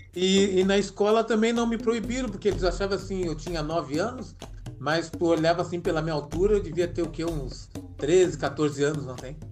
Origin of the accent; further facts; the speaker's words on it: Porto Alegre, Rio Grande do Sul, Brazil; now in Florianópolis, Brazil; Eu sou natural de Porto Alegre